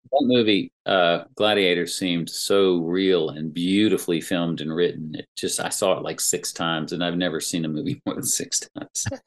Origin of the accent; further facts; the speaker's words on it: Greensboro, North Carolina, United States; my hometown Greensboro paper